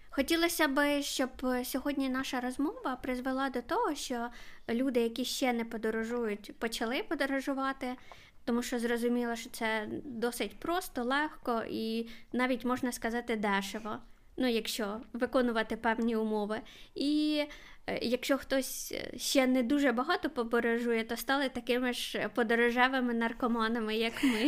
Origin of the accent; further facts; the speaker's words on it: Kharkiv, Kharkiv Oblast, Ukraine; я з Харкова